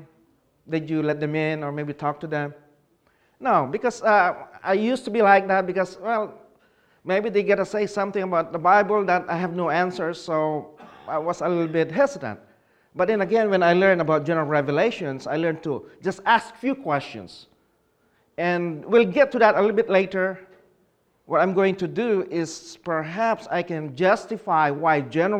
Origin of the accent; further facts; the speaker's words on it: Philippines; now in Charlotte, North Carolina, United States; I was born and raised in the Philippines